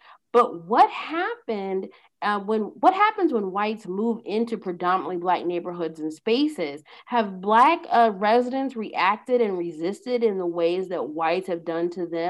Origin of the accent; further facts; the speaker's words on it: Indiana, United States; moved away; also born or lived in Pennsylvania; And I grew up in Indiana for a large part of my childhood as well.